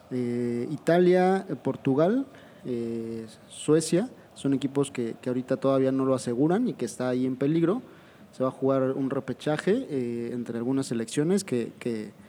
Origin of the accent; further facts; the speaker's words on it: Argentina; pero como yo soy argentino, porque yo soy nada más